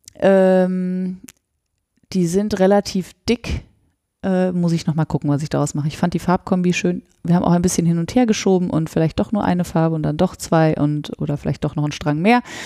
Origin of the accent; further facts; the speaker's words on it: Sauerland, North Rhine-Westphalia, Germany; Und ich komme ja aus dem Sauerland